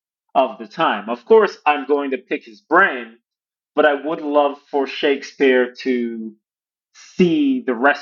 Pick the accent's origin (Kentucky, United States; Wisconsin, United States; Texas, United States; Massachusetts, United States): Massachusetts, United States; Boston; moved away; also born or lived in China; So I'm originally from Boston and I'm a big Boston Celtics fan